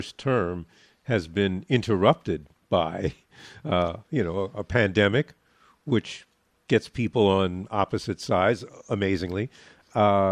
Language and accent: English; New York, United States; now in Chicago, United States; I grew up in New York